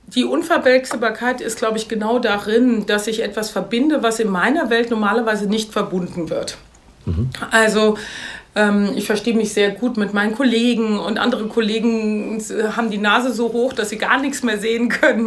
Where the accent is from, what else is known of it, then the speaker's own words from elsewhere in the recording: Mainz, Rhineland-Palatinate, Germany; moved away as an adult; also born or lived in Paris / London; seit 2000 bin ich zurück in meine Heimatstadt Mainz